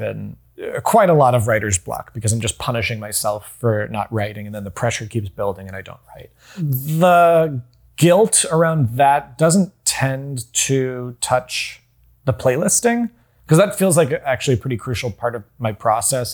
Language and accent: English; North Carolina, United States; I grew up in North Carolina